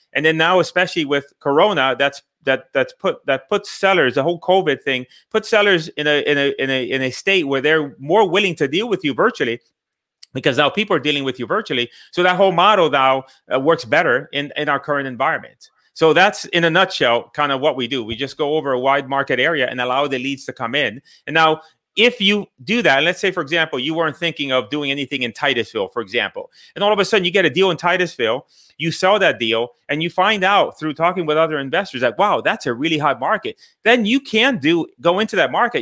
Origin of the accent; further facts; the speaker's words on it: Puerto Rico; moved away; also born or lived in Bridgeport, Connecticut / Miami; I grew up in the island of Puerto Rico. I went to Connecticut. I grew up in Connecticut, Bridgeport, Connecticut.